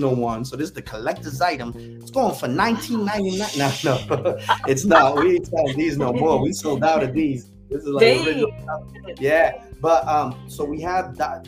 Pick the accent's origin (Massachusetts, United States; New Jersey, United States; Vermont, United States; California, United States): Massachusetts, United States; New Bedford; New Bedford, my hometown